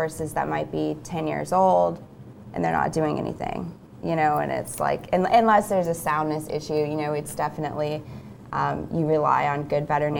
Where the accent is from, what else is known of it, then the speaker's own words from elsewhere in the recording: Ponte Vedra, Florida, United States; now in Gainesville, United States; I grew up riding in Ponte Vedra